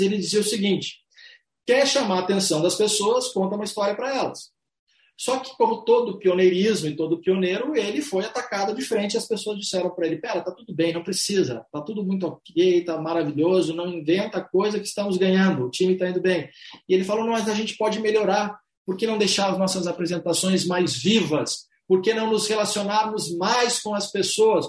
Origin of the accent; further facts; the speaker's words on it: Brazil; somos brasileiros, latinos, carinhosos, atenciosos